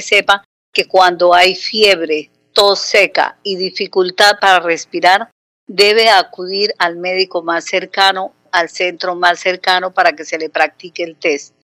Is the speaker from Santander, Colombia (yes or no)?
yes; Santander, Colombia; now in Conil de la Frontera, Spain